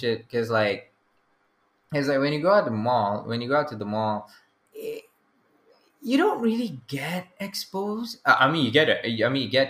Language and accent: English; Selayang, Selangor, Malaysia; I'm from Selayang